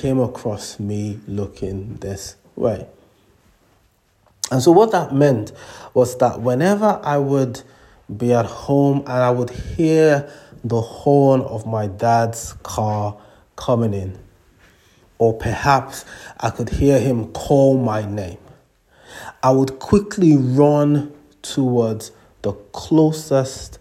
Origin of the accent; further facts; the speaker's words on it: Nigeria; moved away; When I was growing up in Nigeria, much younger